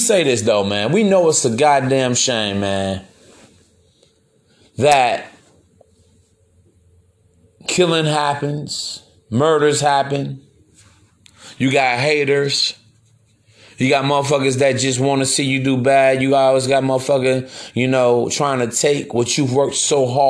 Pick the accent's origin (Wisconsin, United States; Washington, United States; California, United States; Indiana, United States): Indiana, United States; East Chicago; I'm from East Chicago myself, man. It's only about, what, 20 minutes outside Chicago.